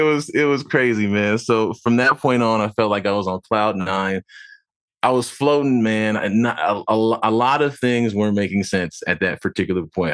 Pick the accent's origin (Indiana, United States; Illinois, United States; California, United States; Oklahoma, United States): California, United States; San Diego; moved away as an adult; now in Los Angeles, United States; I'm from Dago, born and raised, uh, you know, now living in L